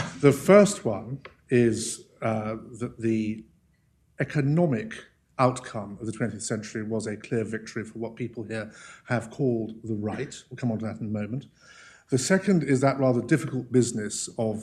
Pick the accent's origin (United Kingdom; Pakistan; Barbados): United Kingdom; I grew up in Harold Wilson's Britain